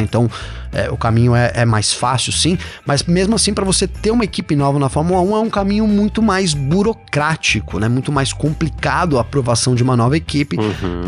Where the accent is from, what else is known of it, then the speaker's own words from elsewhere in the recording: São Bernardo do Campo, São Paulo, Brazil; eu sou de São Bernardo também, a Volks é aqui